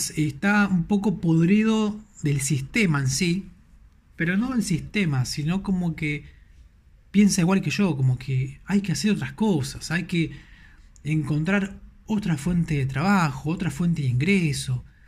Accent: Buenos Aires, Argentina; soy de Argentina, de Buenos Aires, Argentina, capital federal

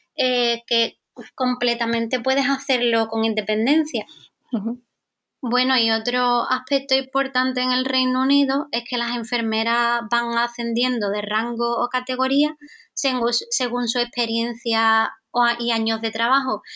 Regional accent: Andalusia, Spain; yo soy española, eh, soy de Andalucía

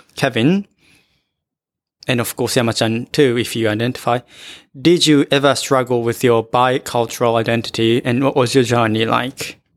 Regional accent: Japan; also born or lived in France; I was born in Japan and raised in Japan, but went to France for just one year

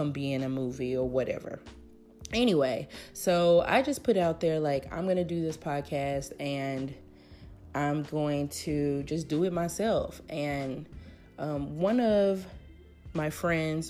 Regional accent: Memphis, Tennessee, United States; also born or lived in Davis, California; now in Oakland, United States; I am from Memphis, Tennessee. Currently living in Oakland, California.

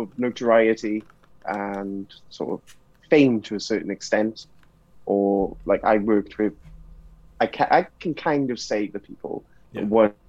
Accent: Cardiff, Wales, United Kingdom; being Welsh

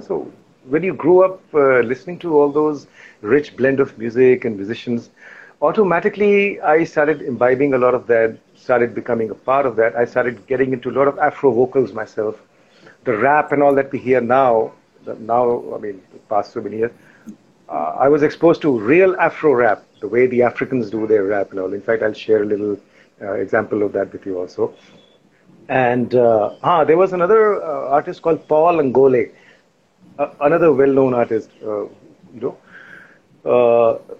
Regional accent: Lusaka, Lusaka Province, Zambia; moved away; also born or lived in Lucknow, India / Mumbai, India; we were in the capital Lusaka. That's where I grew up, did most of my schooling in.

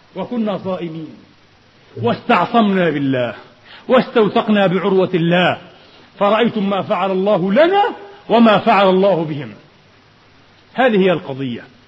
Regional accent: Palestine; now in Vienna, Austria; قضيتنا وحدنا كفلسطينيين

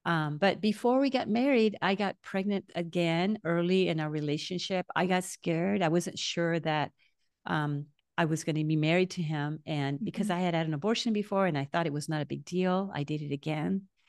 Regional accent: Naranjito, Puerto Rico; Yeah, so I grew up in Naranjito, Puerto Rico.

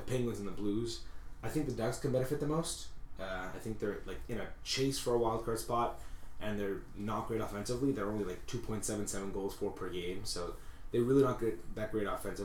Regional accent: Montreal, Quebec, Canada; we are from Montreal

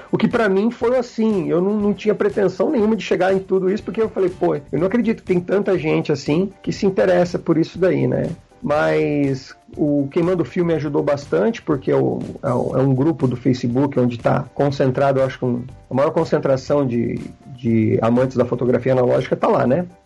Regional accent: Londrina, Paraná, Brazil; eu sou de Londrina, não sei se eu comentei isso

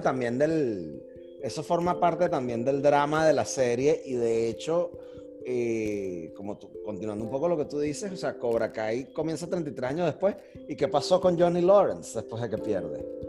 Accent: Venezuela; nosotros como país, como venezolanos, como nación

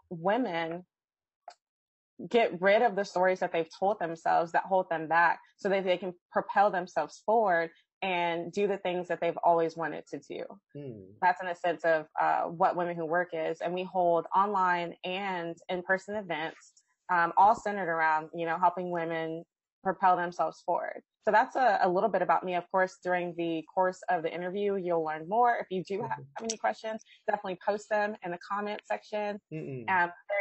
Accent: Austin, Texas, United States; I'm from Austin, Texas. Texas is a wonderful state. I love my state. I love my city

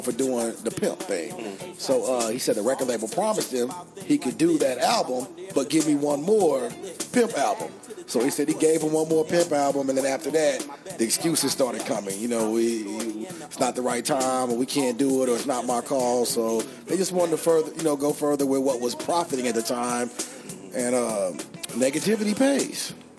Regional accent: San Francisco, California, United States; now in Louisville, United States; I was born in San Francisco, so I was from the Bay Area. Uh, raised in the Bay Area

